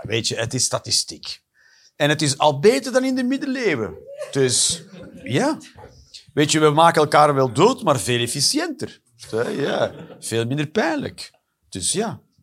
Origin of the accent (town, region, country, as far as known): Flanders, Belgium